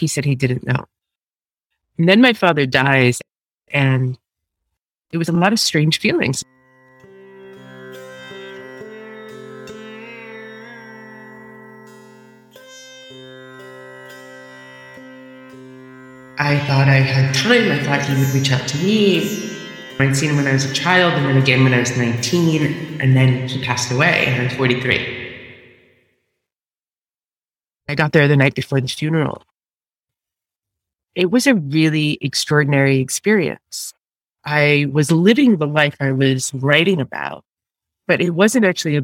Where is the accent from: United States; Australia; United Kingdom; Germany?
United States; New York; I was born in New York, in Staten Island.